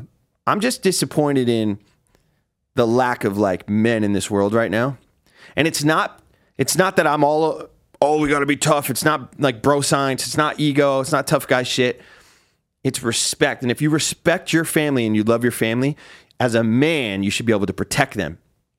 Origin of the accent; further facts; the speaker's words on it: New Jersey, United States; But that's because I'm from Jersey.